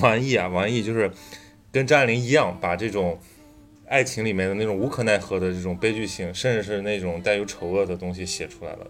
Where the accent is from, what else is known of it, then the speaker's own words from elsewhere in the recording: northern China, China; now in Shanghai, China; 我是个北方人，我有那种很豪爽的性格